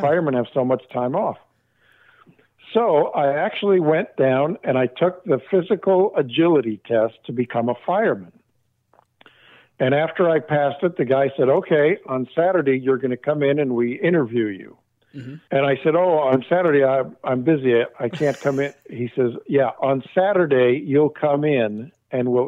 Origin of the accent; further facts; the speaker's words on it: Arcadia, California, United States; I grew up in Arcadia, about oh 25 miles from there